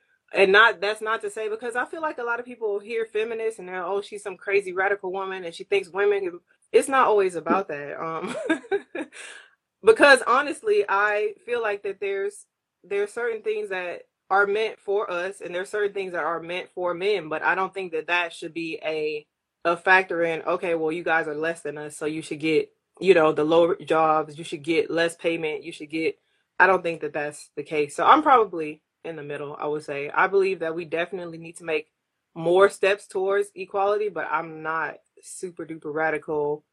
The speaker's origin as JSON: {"language": "English", "town": "Houston", "region": "Texas", "country": "United States", "tie": "born or raised there", "also_born_or_lived": "Japan", "moved": "as an adult", "lives_now": "San Diego, United States", "said": "I am originally from Houston, Texas. That is where I grew up. That's where I spent 18 years of my life"}